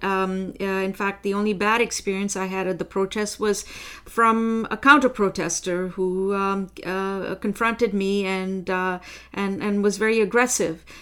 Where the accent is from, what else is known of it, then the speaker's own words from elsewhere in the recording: India; now in Ottawa, Canada; I am originally from India